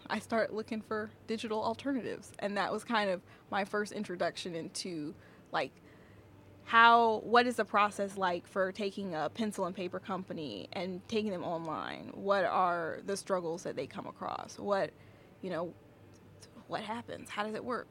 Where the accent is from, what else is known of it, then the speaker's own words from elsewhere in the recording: Georgia, United States; also born or lived in Clemson, South Carolina; I was raised in Georgia